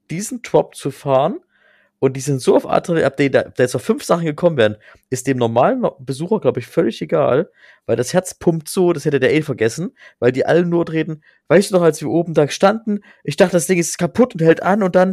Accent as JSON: {"language": "German", "town": "Plauen", "region": "Saxony", "country": "Germany", "said": "Äh, ich komme ja aus Sachsen, wie man hört, und das ist ja mein Heimatpart immer noch, Plon. Äh, liebe Grüße ins Vogtland."}